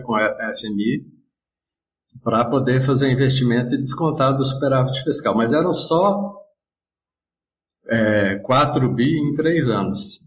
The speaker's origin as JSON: {"language": "Portuguese", "region": "Minas Gerais", "country": "Brazil", "said": "Eu sou mineiro."}